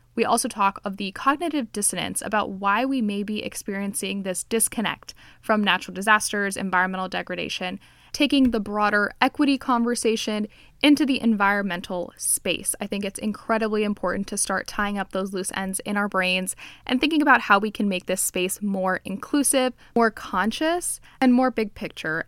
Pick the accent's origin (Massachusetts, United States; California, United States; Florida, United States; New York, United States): Florida, United States; Miami; I'm Cuban, I grew up in Miami